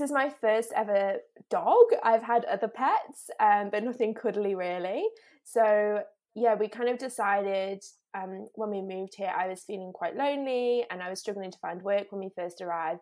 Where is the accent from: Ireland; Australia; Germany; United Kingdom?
United Kingdom; Derby, East Midlands; moved away as an adult; I grew up in England, so I've always lived in England until, until two years ago, um, and I lived right in the centre of England in a place called Derby